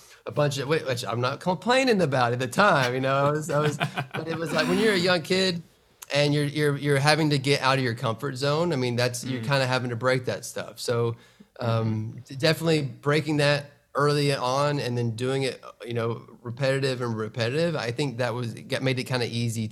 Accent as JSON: {"language": "English", "town": "Atlanta", "region": "Georgia", "country": "United States", "tie": "born or raised there", "said": "my hometown in Atlanta"}